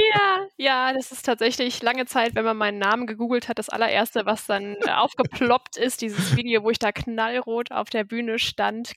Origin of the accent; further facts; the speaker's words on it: Essen, North Rhine-Westphalia, Germany; also born or lived in Düsseldorf / Texas; bin ja eigentlich gebürtige Düsseldorferin und bin in Essen aufgewachsen